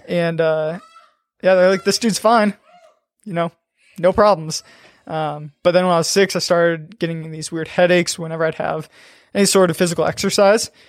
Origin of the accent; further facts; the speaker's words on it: Aurora, Nebraska, United States; I grew up in Aurora, Nebraska